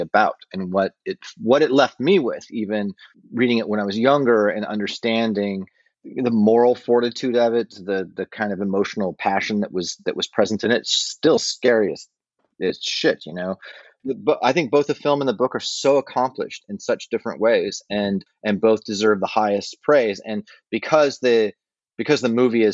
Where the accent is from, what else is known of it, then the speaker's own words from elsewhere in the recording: Westminster, Colorado, United States; where I grew up in Westminster, Colorado